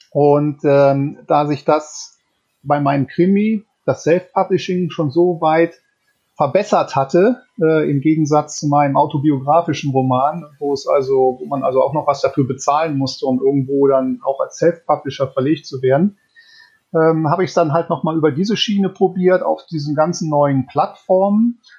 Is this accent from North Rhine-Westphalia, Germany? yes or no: yes; North Rhine-Westphalia, Germany; Äh, tatsächlich aufgewachsen bin ich allerdings im Bergischen Land, also in der Nähe 50 Kilometer von Köln. Und dort bin ich auch zur Schule gegangen.